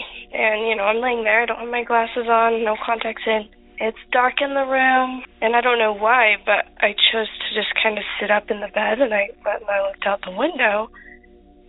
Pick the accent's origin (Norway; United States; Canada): United States; Utah; We're from Utah